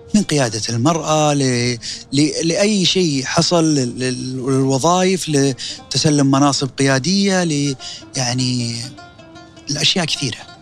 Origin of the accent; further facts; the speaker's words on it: Saudi Arabia; كسعودي انا